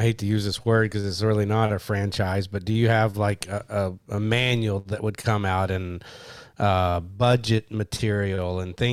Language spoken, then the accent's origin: English; Kentucky, United States; I'm from Kentucky.